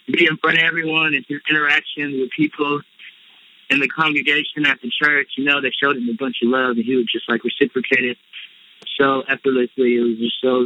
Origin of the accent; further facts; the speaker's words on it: Compton, California, United States; moved away as an adult; also born or lived in Los Angeles; growing up in Compton